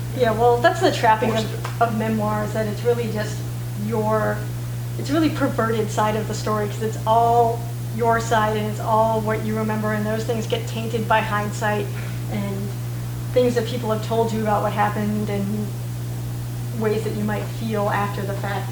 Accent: Santa Fe, New Mexico, United States; moved away as an adult; also born or lived in Boston; growing up in Santa Fe

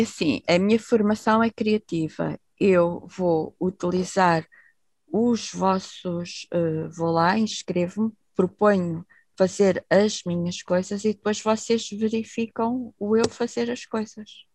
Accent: Portugal; moved away; also born or lived in Netherlands; eu nasci em Portugal

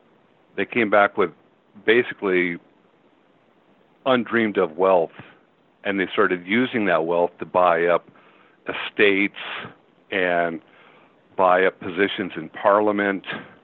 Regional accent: Spokane, Washington, United States; I'm from Spokane, Washington

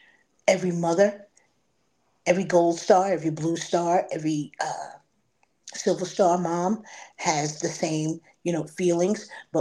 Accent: North Bellport, New York, United States; I was born and raised out in Suffolk County, Long Island, in a small little town called North Bellport.

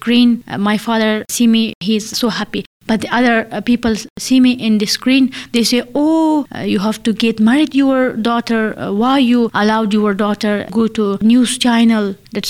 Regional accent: Afghanistan; English is a second language; moved away as an adult; now in United Kingdom; I am from Afghanistan.

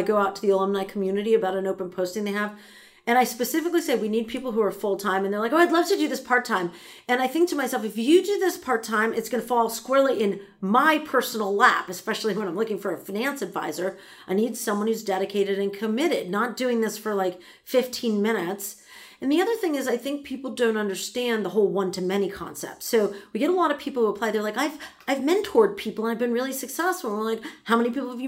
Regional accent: New York, United States; moved away as an adult; I'm from New York

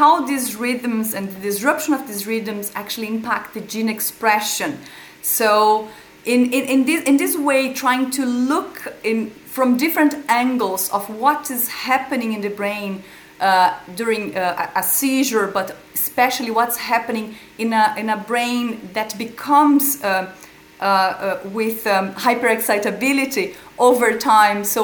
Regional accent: Brazil; moved away as an adult; now in Ireland; I'm originally from Brazil. I've chosen to live in Ireland

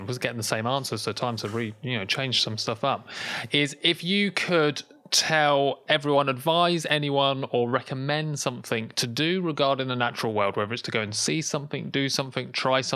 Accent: London, United Kingdom; I'm a Londoner.

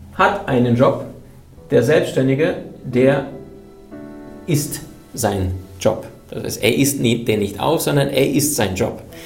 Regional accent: Berlin, Germany; ich bin in Berlin aufgewachsen

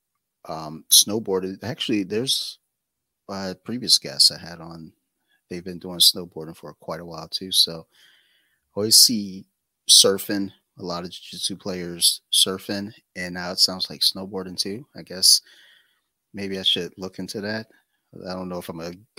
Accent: Detroit, Michigan, United States; now in Maryland, United States; I'm originally from Detroit and I've never liked the cold

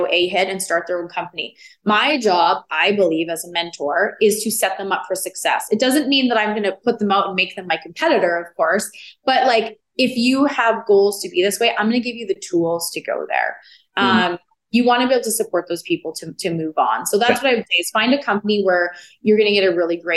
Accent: Edmonton, Alberta, Canada; now in Calgary, Canada; I'm originally born and raised in Edmonton, but I've been in Calgary now just as long as I was in Edmonton.

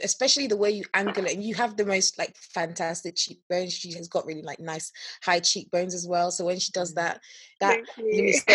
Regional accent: Nigeria; moved away; I grew up in Nigeria for about 9 years of my life and of my formative years

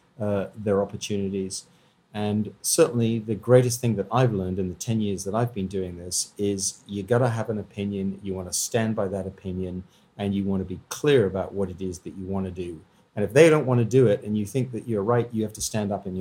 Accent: Canada; being a Canadian

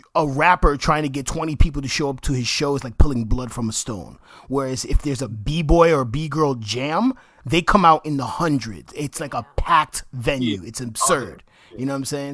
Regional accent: New York, United States; people in my neighborhood in Washington Heights who didn't speak English.

